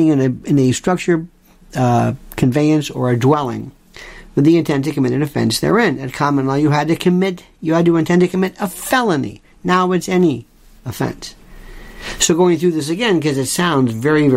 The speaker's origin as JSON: {"language": "English", "region": "Florida", "country": "United States", "said": "I'm from Florida"}